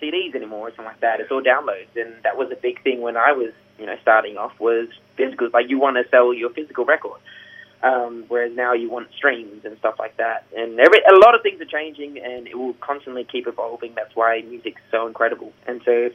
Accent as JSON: {"language": "English", "town": "Gold Coast", "region": "Queensland", "country": "Australia", "said": "we're from the Gold Coast"}